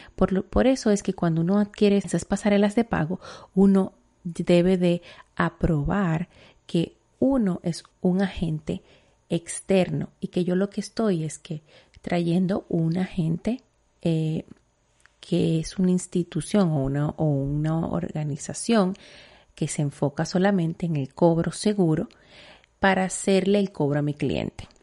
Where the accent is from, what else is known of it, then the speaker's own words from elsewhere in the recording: Dominican Republic; en mi país, en República Dominicana